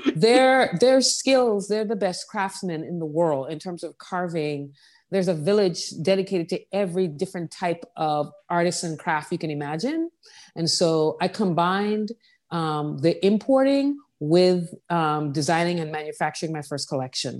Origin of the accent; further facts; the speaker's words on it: Saint John, U.S. Virgin Islands; also born or lived in New York; now in New Orleans, United States; I grew up on the island of Saint John that I'm from